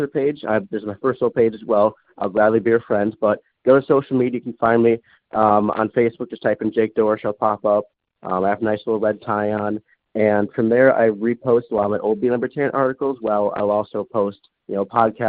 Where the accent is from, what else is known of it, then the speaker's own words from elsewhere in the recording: Wisconsin, United States; moved away as an adult; now in Iowa, United States; I'm from Wisconsin. I currently live in Iowa, going to Drake University